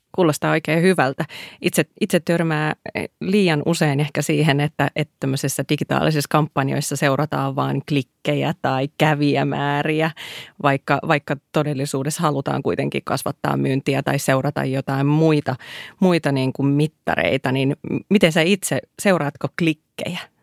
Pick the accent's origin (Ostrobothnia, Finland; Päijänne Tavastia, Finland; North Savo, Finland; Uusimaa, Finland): North Savo, Finland; Iisalmi; mä oon Iisalmasta kotoisin